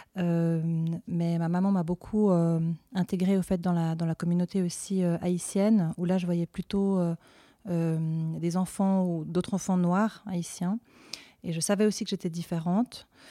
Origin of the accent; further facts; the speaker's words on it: Fribourg, Switzerland; je suis fribourgeoise d'origine